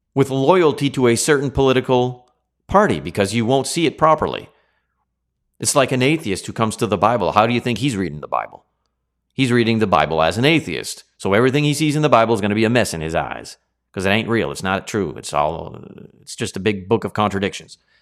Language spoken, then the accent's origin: English; Canada